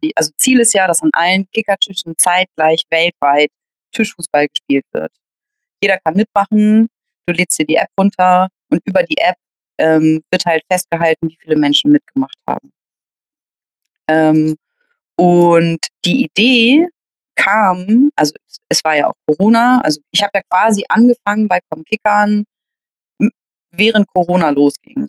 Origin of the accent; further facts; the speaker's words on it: Hamburg, Germany; geboren in Hamburg, groß geworden hier auch.